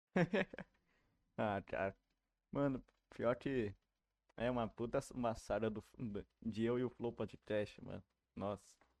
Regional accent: Rio de Janeiro, Brazil; eu sou da Tijuca.

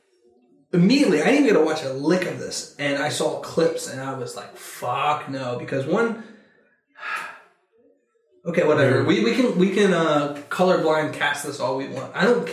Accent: United States; We're from America.

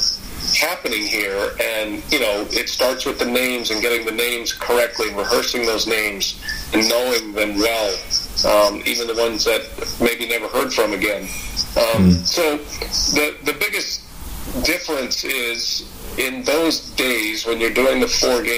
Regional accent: Georgetown, Texas, United States; now in Wisconsin, United States; I grew up just outside Austin in Georgetown

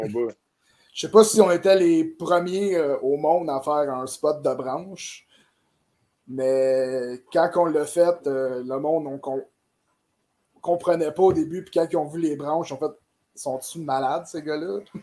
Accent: Saint-Jean-sur-Richelieu, Quebec, Canada; je viens de Saint-Jean puis que c'est ma ville

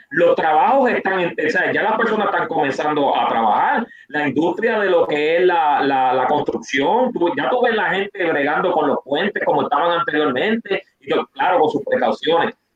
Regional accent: Puerto Rico; somos boricuas

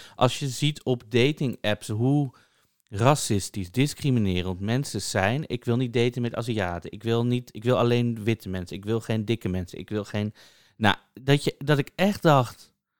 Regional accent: Amsterdam, North Holland, Netherlands; ik ben dan ook opgegroeid in Amsterdam, in Amsterdam-Noord

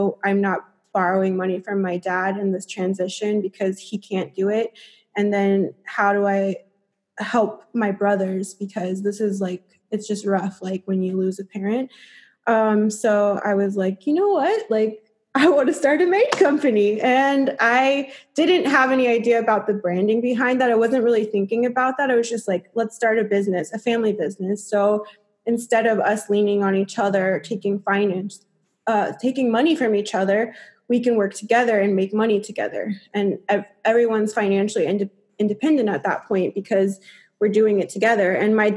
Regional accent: United States; moved away as an adult; also born or lived in Europe; being an American, playing in Europe

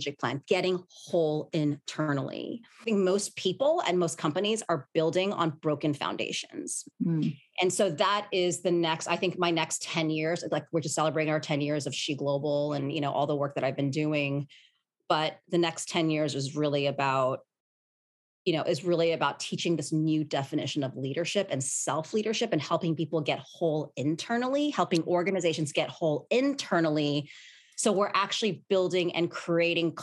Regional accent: New York, United States; I was born and raised in Manhattan

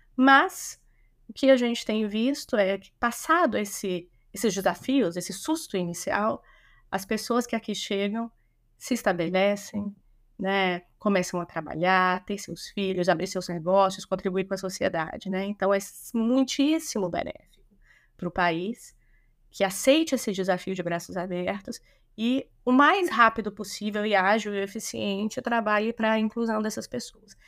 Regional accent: Brasília, Federal District, Brazil; now in São Paulo, Brazil; Eu sou de Brasília, eu sou da primeira geração de pessoas nascidas em Brasília, né? Então, candanga com muito orgulho.

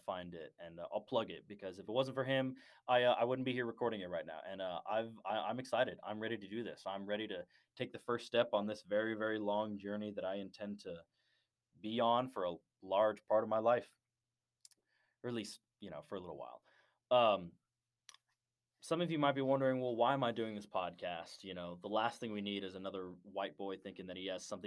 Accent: Dallas, Texas, United States; I am from Dallas, Texas. I'm from the far north area, like around the Plano-Richardson area

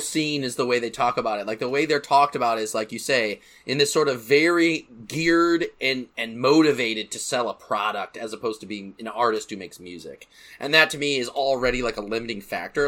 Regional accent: Grand Rapids, Michigan, United States; my hometown of Michigan, Grand Rapids, Michigan

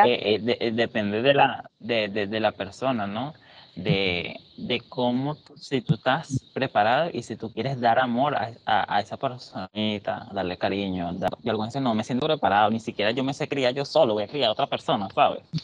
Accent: Venezuela; moved away; venimos de Venezuela

